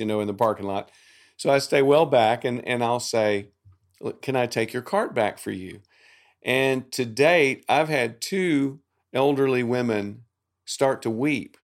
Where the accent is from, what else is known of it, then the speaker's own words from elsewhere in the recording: the South, Southern United States, United States; I'm a Southerner